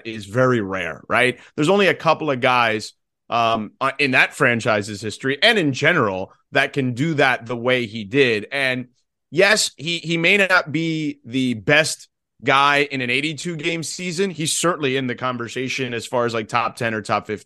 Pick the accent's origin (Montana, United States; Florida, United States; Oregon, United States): Florida, United States; Miami; my friends I grew up with in Miami